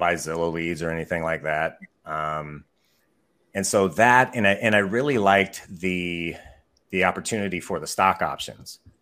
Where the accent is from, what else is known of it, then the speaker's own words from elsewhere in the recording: Mukilteo, Washington, United States; also born or lived in Bellingham, Washington; I also work Snohomish County, which is where I grew up. I grew up in a little town called Muckle Teo.